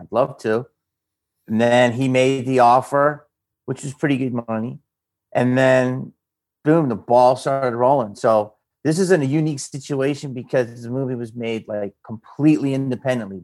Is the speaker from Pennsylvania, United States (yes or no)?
yes; Upper Darby, Pennsylvania, United States; where I grew up in Philly, a guy in my neighborhood